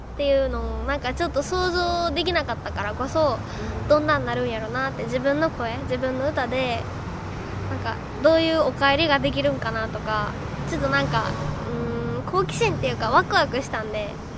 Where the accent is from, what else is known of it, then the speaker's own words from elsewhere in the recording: Mie, Japan; moved away; 私その地元が三重県で離れてるんで